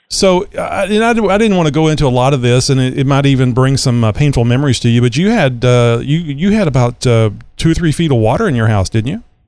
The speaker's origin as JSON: {"language": "English", "region": "Southeast Texas", "country": "United States", "said": "it snowed here like four times in my life because I am from Southeast Texas"}